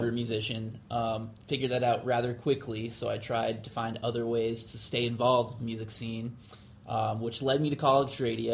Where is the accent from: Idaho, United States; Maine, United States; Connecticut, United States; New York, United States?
New York, United States; upstate; moved away as an adult; also born or lived in San Diego, California; now in Boston, United States; I'm from upstate New York originally